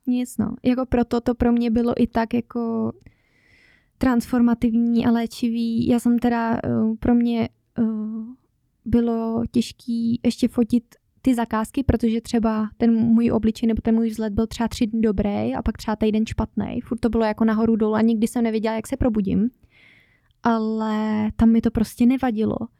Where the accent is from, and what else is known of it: Czechia; born or raised there; moved away as an adult; now in Norway